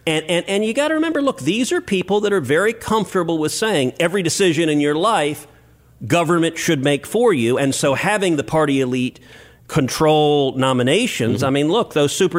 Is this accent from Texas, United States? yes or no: yes; Houston, Texas, United States; I'm from Houston, so we don't have snow or ice.